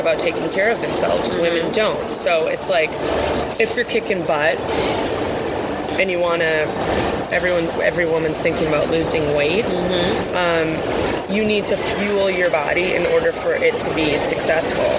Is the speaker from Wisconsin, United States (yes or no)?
yes; Wisconsin, United States; I'm from Wisconsin